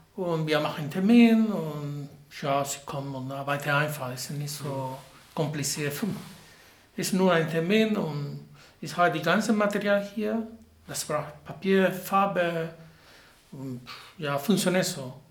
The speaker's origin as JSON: {"language": "German", "region": "Havana", "country": "Cuba", "second_language": "German", "moved": "as an adult", "lives_now": "Marburg, Germany", "said": "Ja, ich komme aus Havanna, Kuba"}